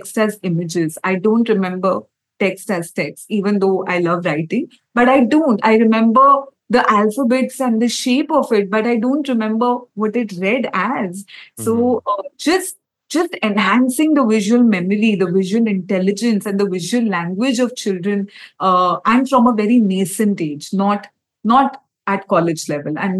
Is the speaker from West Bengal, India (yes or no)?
yes; Kolkata, West Bengal, India; I come from Calcutta